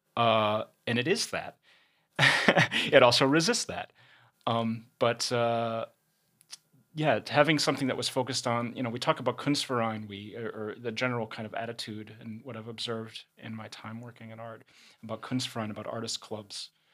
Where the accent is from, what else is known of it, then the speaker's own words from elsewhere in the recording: Chicago, Illinois, United States; moved away; also born or lived in London; I'm, uh, originally from Chicago. Uh, I'm American and lived, uh, in London for about seven years